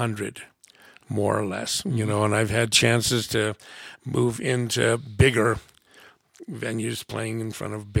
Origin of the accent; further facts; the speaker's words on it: United States; I'm an American. I was raised in a household. My French grandmother came to live with us